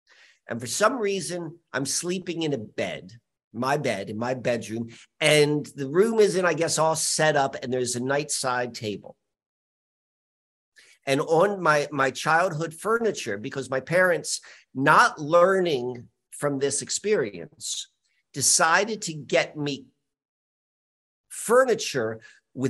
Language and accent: English; Richmond, Virginia, United States; also born or lived in Columbia, Maryland; 5 years old, we moved from Columbia, Maryland to Richmond, Virginia